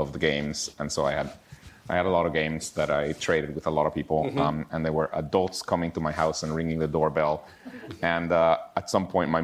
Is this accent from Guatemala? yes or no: yes; Guatemala City, Guatemala Department, Guatemala; now in Pittsburgh, United States; I was born and raised in Guatemala City, Guatemala